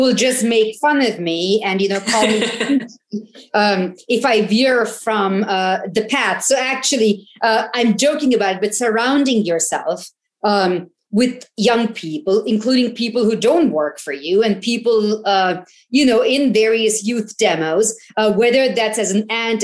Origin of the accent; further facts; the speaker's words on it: India; when I was growing up in India